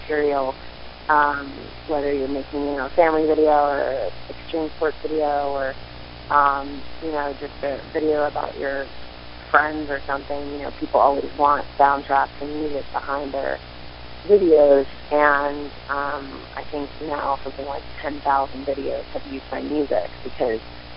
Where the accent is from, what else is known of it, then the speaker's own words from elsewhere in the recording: Central Pennsylvania, United States; moved away as an adult; now in Pittsburgh, United States; I am originally from Central Pennsylvania. I've been in Pittsburgh for 14 years.